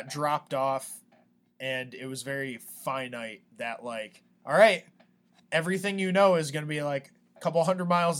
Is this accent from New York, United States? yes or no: yes; Hyde Park, New York, United States; moved away as an adult; also born or lived in Poughkeepsie, New York; my hometown of High Park is the hometown of FDR